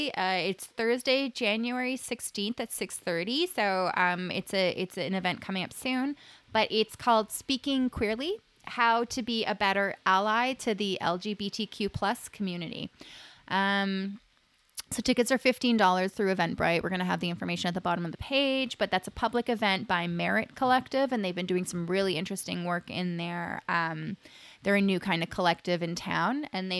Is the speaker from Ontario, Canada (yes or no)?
yes; Waterloo, Ontario, Canada; I was like, oh, a Kitchener one, but I'm from Waterloo.